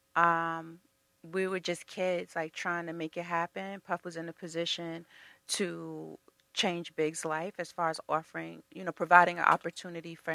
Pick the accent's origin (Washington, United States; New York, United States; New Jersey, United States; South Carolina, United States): New York, United States; Mount Vernon; we're both from Mount Vernon